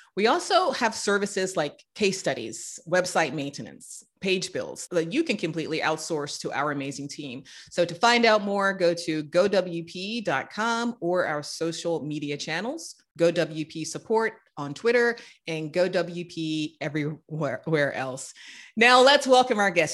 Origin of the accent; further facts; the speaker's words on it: North Carolina, United States; now in Chicago, United States; The pine smell that I grew up with in North Carolina